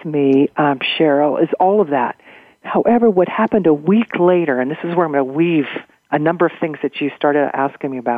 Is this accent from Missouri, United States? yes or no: yes; Missouri, United States; I grew up in Missouri